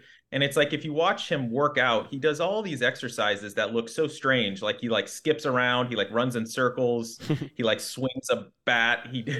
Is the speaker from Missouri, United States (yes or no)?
yes; Kansas City, Missouri, United States; moved away as an adult; now in New York City, United States; I grew up in Kansas City. That's where I'm from.